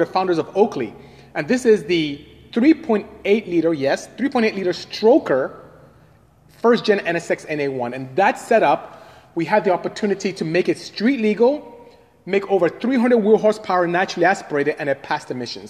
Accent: Nigeria; moved away as an adult; also born or lived in Ontario, California, United States; now in United States; I am from Nigeria, West Africa

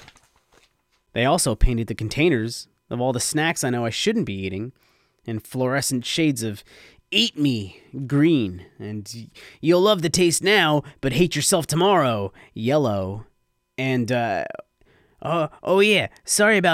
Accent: Red Bank, New Jersey, United States; Broad Street Red Bank, downtown to the locals, and just so happens to be my hometown

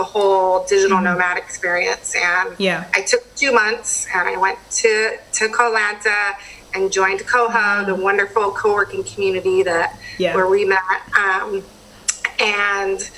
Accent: Washington, United States; also born or lived in Thailand; my home state and my home country

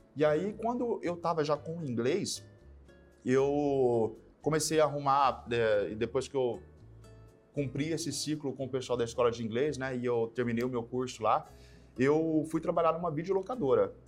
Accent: São José do Rio Preto, São Paulo, Brazil; Sou de Rio Preto, interior de São Paulo

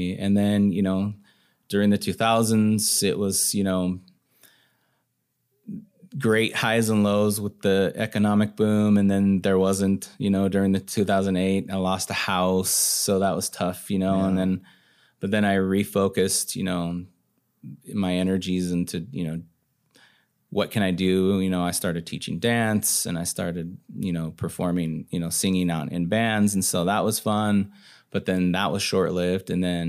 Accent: Montana, United States; moved away; Growing up in Montana especially

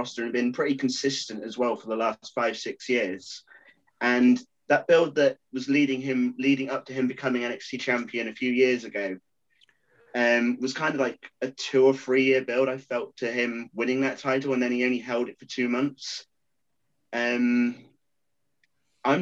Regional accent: England, United Kingdom; being English

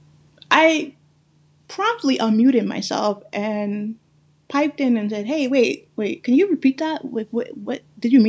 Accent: New York City, New York, United States; accent: Guyanese; also born or lived in Guyana; the one that I have that's mix up with many, many things, from growing up in Brooklyn, New York

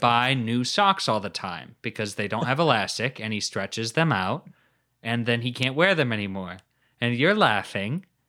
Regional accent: United States; I'm an American

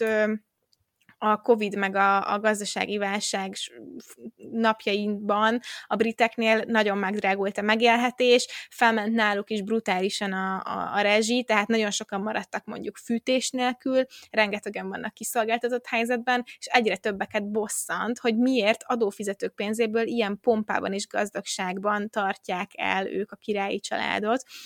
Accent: Hungary; Magyarországon, és akkor így felnőve

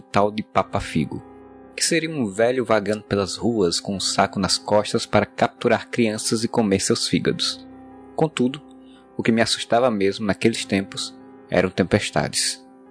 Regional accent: Areia, Paraíba, Brazil; Quando era criança em Areia, cidade do Brejo Paraibano

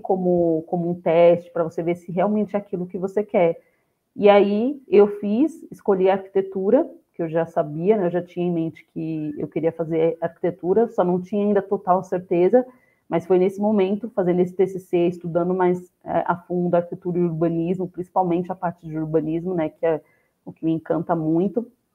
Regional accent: São Paulo, Brazil; Eu nasci e cresci no, no, Jardim Colombo. É uma das comunidades que faz parte do complexo de Paraisópolis, situada na região do Morumbi é, na zona oeste de São Paulo

